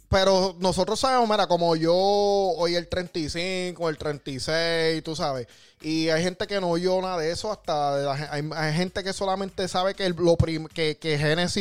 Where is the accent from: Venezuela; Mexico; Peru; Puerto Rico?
Puerto Rico; San Juan; si tú eres de donde yo soy, ¿De dónde tú eres, Del área metro, de las Margaritas, Barrio Obrero, Santulce Santurce